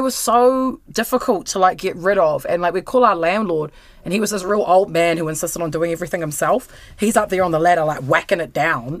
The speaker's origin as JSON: {"language": "English", "region": "Wellington", "country": "New Zealand", "said": "I'm from Wellington."}